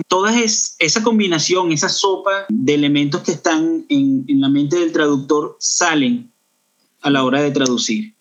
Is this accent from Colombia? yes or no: no; Los Teques, Miranda, Venezuela; moved away as an adult; also born or lived in Caracas, Venezuela; now in Canada; yo nací en, Caracas, pero me crié en una ciudad que está al sur de Caracas, llamada Los Teques